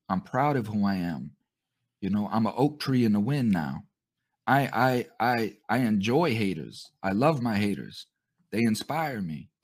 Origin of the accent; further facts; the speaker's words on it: United States; us American citizens